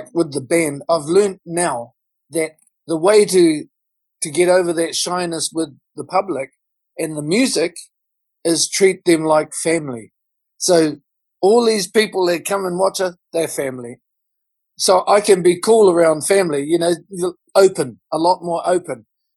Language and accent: English; Auckland, New Zealand; I'm coming from South Auckland. I live in South Auckland